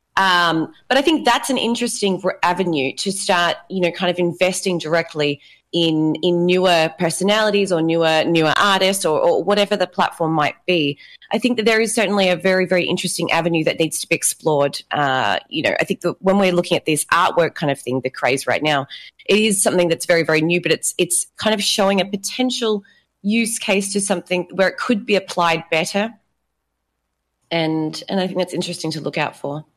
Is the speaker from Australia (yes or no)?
yes; Australia; now in Brazil; I am Australian. I live in Brazil.